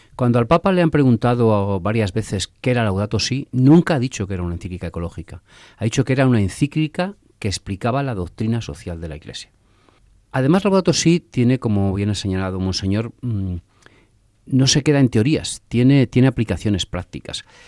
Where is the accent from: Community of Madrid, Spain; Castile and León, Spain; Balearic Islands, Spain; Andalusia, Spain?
Castile and León, Spain; a village in Castile; also born or lived in Valladolid; yo nací en un pueblo, como, bueno, nací en Valladolid, pero a los cuatro días ya estaba viviendo en mi pueblo